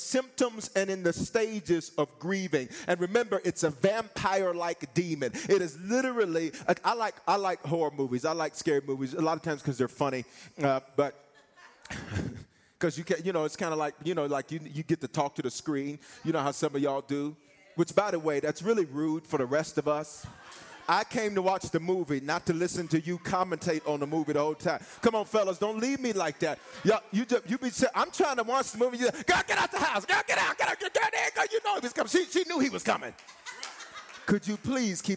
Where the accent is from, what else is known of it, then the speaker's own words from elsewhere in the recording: the South, United States; I'm from the South